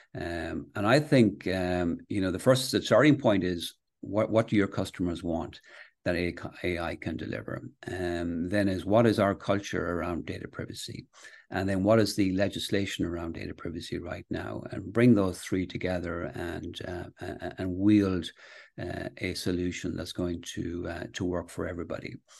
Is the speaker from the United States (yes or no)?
no; Castlebar, Connacht, Ireland; also born or lived in Manchester, England / Galway / London; I was born in, uh, Manchester, England, actually, and, uh, then my, my parents moved to the west of Ireland. So I went to school in, uh, Castlebar